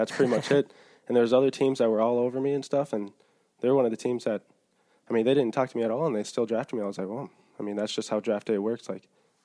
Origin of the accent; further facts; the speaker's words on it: Minnesota, United States; I'm from, Minnesota.